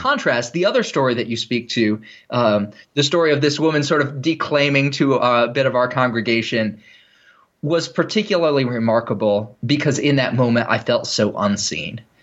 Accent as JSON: {"language": "English", "country": "United States", "said": "I am an American Christian"}